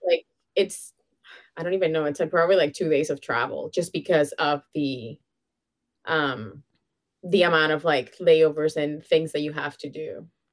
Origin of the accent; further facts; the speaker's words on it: Venezuela; now in Canada; I was born and raised in Venezuela